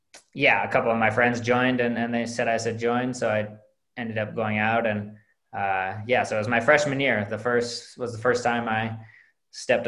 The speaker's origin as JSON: {"language": "English", "town": "Minneapolis", "region": "Minnesota", "country": "United States", "tie": "born or raised there", "said": "I grew up in the Twin Cities, not really anywhere near skiing"}